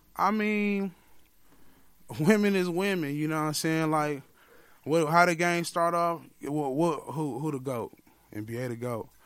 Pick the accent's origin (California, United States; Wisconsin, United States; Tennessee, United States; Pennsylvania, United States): Wisconsin, United States; Milwaukee; I'm from the Millie